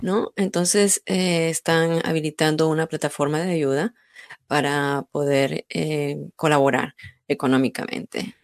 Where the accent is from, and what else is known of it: Peru